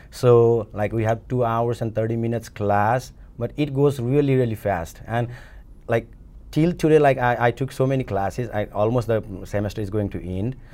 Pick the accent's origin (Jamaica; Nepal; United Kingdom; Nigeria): Nepal; moved away as an adult; also born or lived in India; now in United States; I'm from Nepal. I came to this country in two thousand fifteen, June